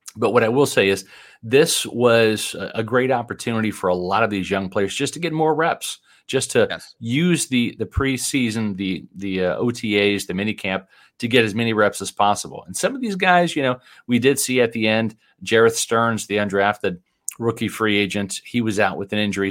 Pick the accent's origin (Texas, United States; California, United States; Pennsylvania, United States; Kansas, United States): Kansas, United States; Overland Park; now in Florida, United States; Growing up in Kansas City, the Chiefs were my team